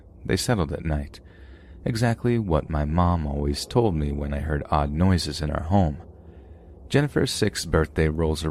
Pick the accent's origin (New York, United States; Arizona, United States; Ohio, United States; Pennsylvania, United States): New York, United States; This was a time when I was growing up in New York.